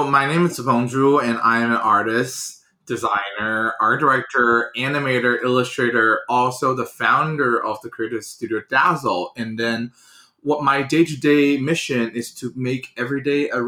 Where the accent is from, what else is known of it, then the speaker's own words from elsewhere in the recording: China; English is a second language; moved away as an adult; So first of all, I was born and raised in China. I was there for 18 years, um, and I moved to this country 12 years ago.